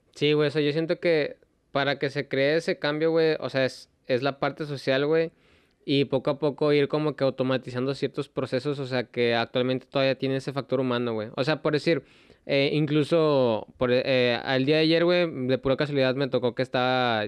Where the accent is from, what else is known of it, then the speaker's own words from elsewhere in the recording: Mexico; uno como mexicano